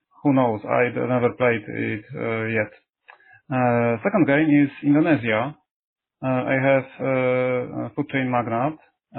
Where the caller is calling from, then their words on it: Poland; English is a second language; Hello, I am calling from Poland.